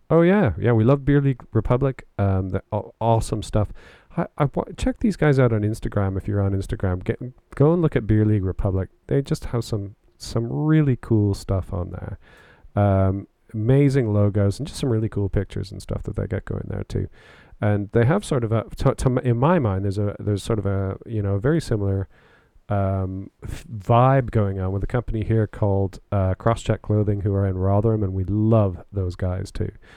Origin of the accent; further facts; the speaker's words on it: Canada; also born or lived in Oxfordshire, United Kingdom; now in United Kingdom; being Canadian, one of the things I miss the most about Canada is Tim Hortons